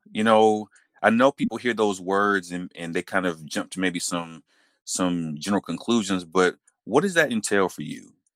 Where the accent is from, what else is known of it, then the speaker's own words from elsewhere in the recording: Atlanta, Georgia, United States; I'm an Atlanta native also. I can say that growing up in school, I remember having Georgia history classes